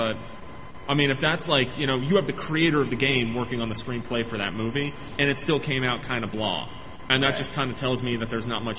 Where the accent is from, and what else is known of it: New Jersey, United States; born or raised there